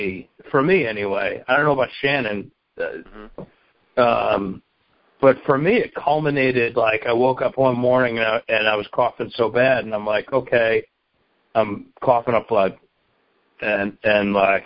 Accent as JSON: {"language": "English", "country": "Bangladesh", "said": "Oh, you didn't know that I was from Bangladesh?"}